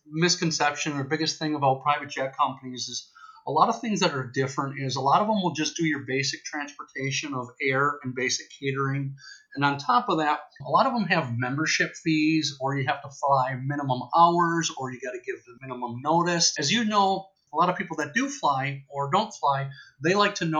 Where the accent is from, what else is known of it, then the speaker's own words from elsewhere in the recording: Wisconsin, United States; now in Scottsdale, United States; My background going way back is growing up in Wisconsin in the Midwest